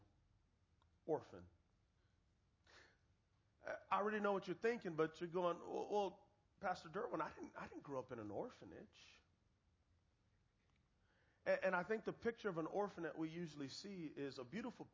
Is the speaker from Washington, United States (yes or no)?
no; San Antonio, Texas, United States; I am from San Antonio, Texas, and my best friends are Mexican, so I know a little bit of Spanish